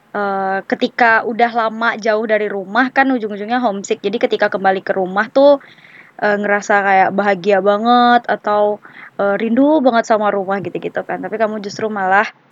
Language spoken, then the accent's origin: Indonesian; West Sumatra, Indonesia; moved away as an adult; also born or lived in Yogyakarta; now in Jakarta, Indonesia; aku orang Sumatera Barat nih. Aku tinggal di Kabupaten Darmasraya.